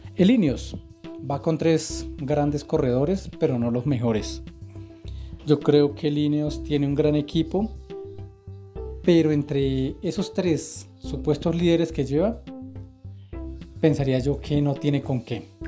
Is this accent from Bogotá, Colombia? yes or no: yes; Bogotá, Colombia; uno como colombiano, como bogotano